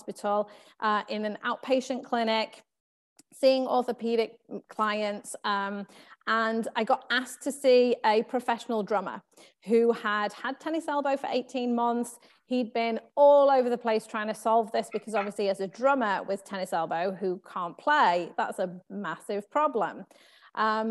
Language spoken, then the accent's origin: English; England, United Kingdom; moved away; So you can probably tell from my accent, I'm from England. And so I grew up in England